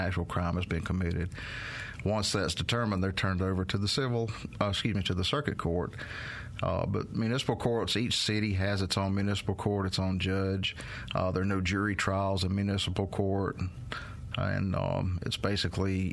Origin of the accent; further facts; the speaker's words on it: Meridian, United States; I'm from Meridian